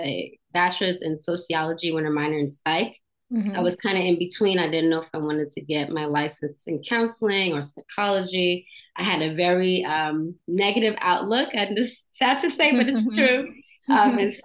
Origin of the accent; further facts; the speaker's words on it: New York, United States; moved away as an adult; also born or lived in Virginia / Georgia; now in Florida, United States; I was born and raised in New York, lived there.